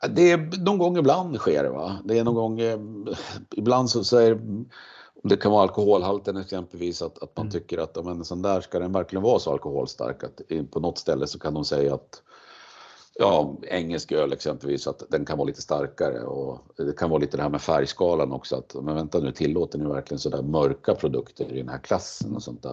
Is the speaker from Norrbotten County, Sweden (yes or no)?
no; Gävle, Gävleborg County, Sweden; moved away as an adult; now in Uppsala, Sweden; jag kom från Gävle ursprungligen